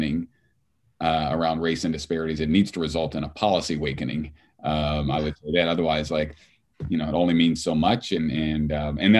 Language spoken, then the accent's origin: English; Southern Indiana, United States; a white guy growing up in Southern Indiana